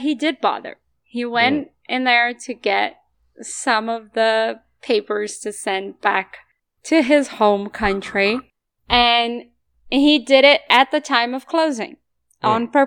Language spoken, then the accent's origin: English; Brazil; moved away; I'm from Brazil.